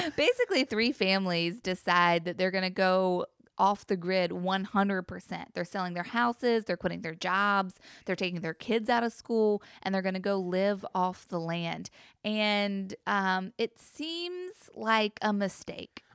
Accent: the Bible Belt, United States; a Christian rhetoric I remember from growing up in the Bible Belt.

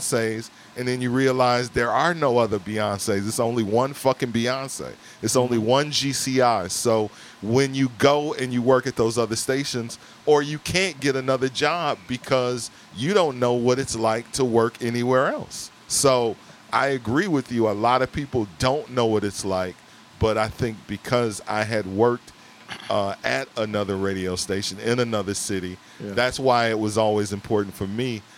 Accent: Milwaukee, Wisconsin, United States; now in Chicago, United States; I come from Milwaukee, so I know what radio is like outside of Chicago

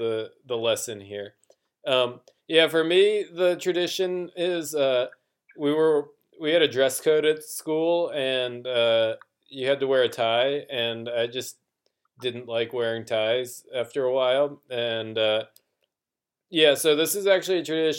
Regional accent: United States; now in France; I'm American

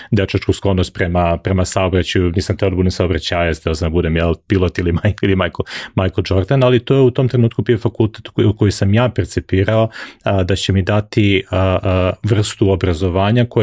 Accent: Belgrade, Serbia; moved away as an adult; also born or lived in United States; now in United Arab Emirates; Ja sam odrastao, rođen sam i odrastao sam u Beogradu na Dorčelu, tamo sam proveo zapravo najveći deo svog nekog dečaštva, mladog vremena, odatle sam išao na fakulte, znači prvi 25-6 godina svog života sam ja zapravo proveo, proveo tamo.

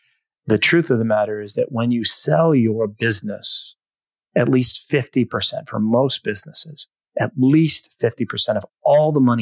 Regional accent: New England, United States; I'm from New England

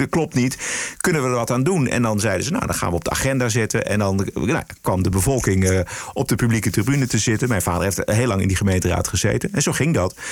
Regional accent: Abcoude, Utrecht, Netherlands; ik heb zelf mijn jeugd doorgebracht in Opkoude, onder de rook van Amsterdam.

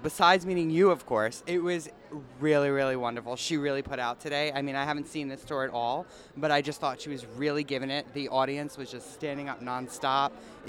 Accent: New York City, New York, United States; I am a New Yorker

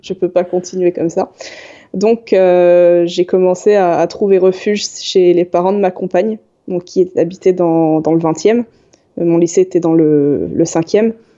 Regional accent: Yvelines, Île-de-France, France; moved away as an adult; also born or lived in Paris; now in Toulouse, France; je suis d'Île-de-France. Donc euh, j'ai grandi dans les, dans les Yvelines, donc j'ai vécu pendant 18 ans.

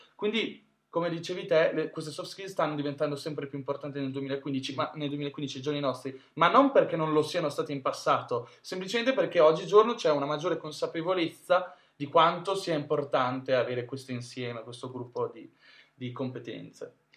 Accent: Ferrara, Emilia-Romagna, Italy; moved away as an adult; also born or lived in Milan; vengo da Ferrara, che in realtà è un paesino di provincia cioè di, dell'Emilia Romagna, vicino a Bologna

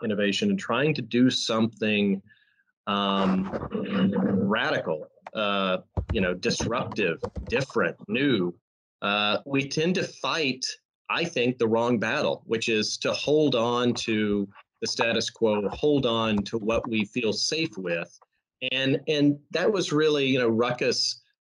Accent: Texas, United States; I'm Texan. I'm from Texas

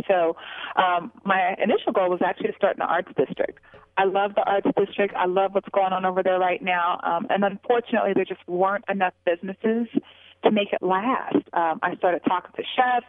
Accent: Las Vegas, Nevada, United States; I'm born and raised in Vegas

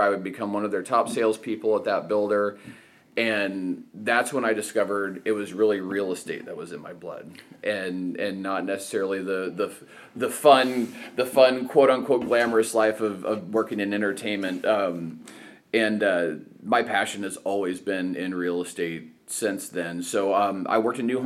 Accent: Evansville, Indiana, United States; moved away as an adult; also born or lived in Muncie, Indiana / Cleveland, Ohio / Fishers, Indiana; Grew up in Southern Indiana, okay. in Evansville. Born and raised in Evansville

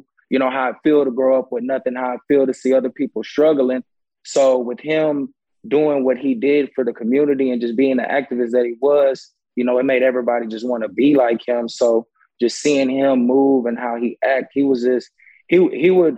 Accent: Houston, Texas, United States; I was actually born and raised in Houston, Texas

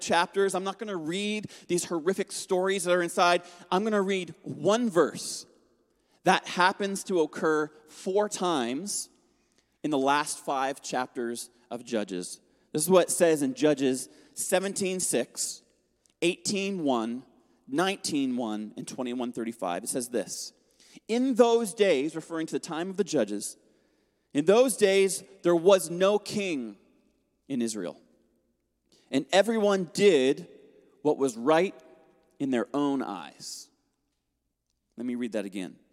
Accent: Atlantic Canada, Canada; moved away; I grew up in Atlantic Canada

